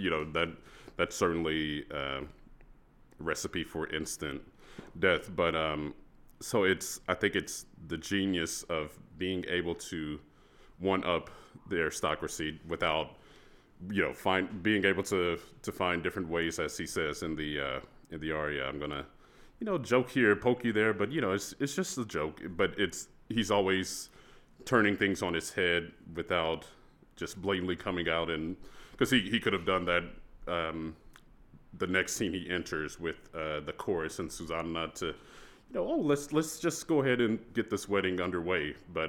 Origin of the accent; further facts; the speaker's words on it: Texas, United States; So I grew up in Texas, and so the all-state choir process once you reach high school is very competitive